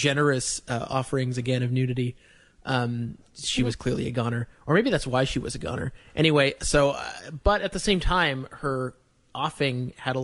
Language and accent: English; Canada; as a Canadian